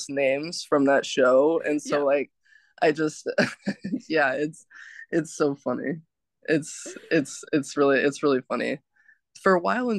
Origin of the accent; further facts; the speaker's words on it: Kansas, United States; where I grew up in Kansas, it was like half and half